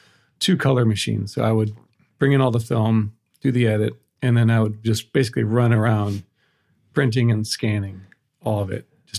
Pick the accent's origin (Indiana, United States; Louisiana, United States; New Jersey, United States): Indiana, United States; moved away as an adult; also born or lived in Alaska / Prague / London; And I'm from Indiana.